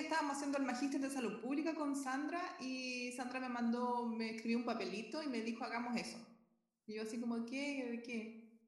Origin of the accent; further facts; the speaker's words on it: Concepción, Biobío, Chile; moved away as an adult; now in Viña del Mar, Chile; vivo en Viña del Mar, pero nací en Concepción, así que soy sureña